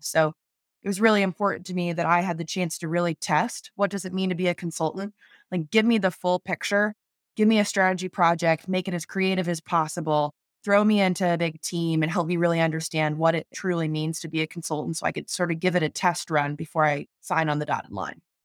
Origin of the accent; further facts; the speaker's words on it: North Carolina, United States; I grew up in North Carolina and just love the Southeast